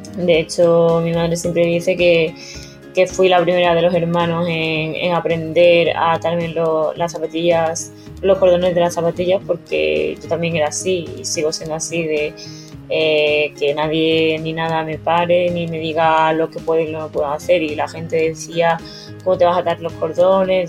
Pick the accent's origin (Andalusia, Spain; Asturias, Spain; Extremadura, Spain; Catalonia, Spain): Extremadura, Spain; Mérida; moved away as an adult; also born or lived in China; now in Madrid, Spain; mis padres vivían donde he crecido, en, Mérida, y donde comencé a nadar a los 7 años